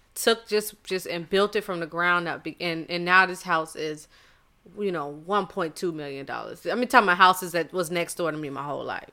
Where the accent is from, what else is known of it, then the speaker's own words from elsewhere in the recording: Charleston, South Carolina, United States; moved away; I am from Charleston, South Carolina, and I don't know if it was just me being so insulated as far as like seeing nothing but black people